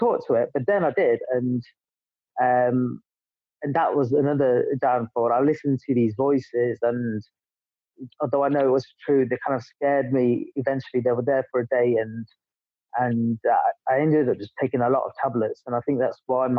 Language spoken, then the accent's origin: English; England, United Kingdom; moved away as an adult; also born or lived in Dubai; I'm English